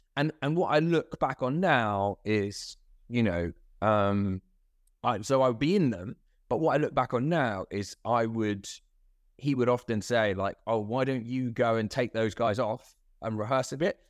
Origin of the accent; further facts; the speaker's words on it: Croydon, London, United Kingdom; also born or lived in Ilford; I think I'm a Croydonian really